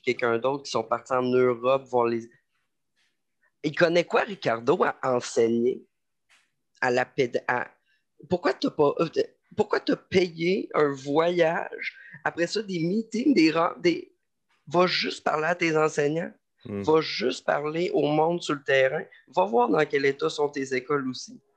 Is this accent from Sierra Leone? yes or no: no; Lévis, Quebec, Canada; moved away as an adult; also born or lived in Montreal; je viens de Lévis, j'ai fait toute ma scolarité à Lévis, j'ai grandi à Lévis